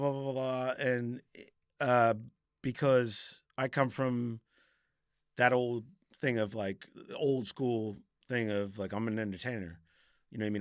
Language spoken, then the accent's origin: English; Cape Cod, Massachusetts, United States; moved away as an adult; now in South London, United Kingdom; I grew up in Massachusetts in Cape Cod